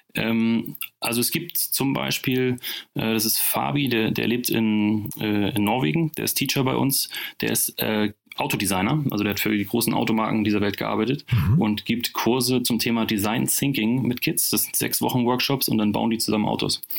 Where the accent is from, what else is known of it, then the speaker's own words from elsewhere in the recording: Northern Germany, Germany; kommen wir nicht nur alle aus dem Banking, sondern auch aus dem hohen Norden